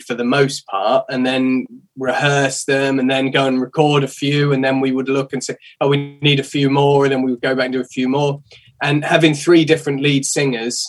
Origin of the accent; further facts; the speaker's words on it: England, United Kingdom; we're English guys